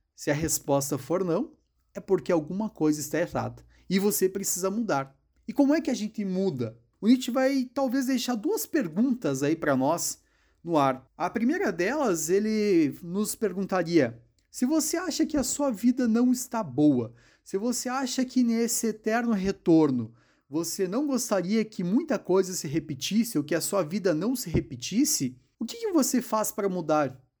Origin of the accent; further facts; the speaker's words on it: Passo Fundo, Rio Grande do Sul, Brazil; eu sou de Passo Fundo